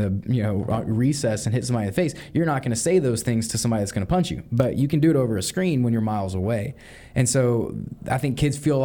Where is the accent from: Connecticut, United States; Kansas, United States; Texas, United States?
Texas, United States; League City; I grew up here, went to church at Clear Creek Community Church when I was in high school